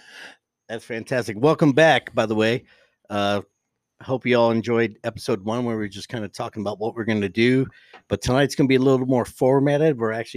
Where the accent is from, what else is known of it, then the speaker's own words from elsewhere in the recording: Cleveland, Ohio, United States; moved away; I'm from Cleveland, Ohio, a eastern suburb.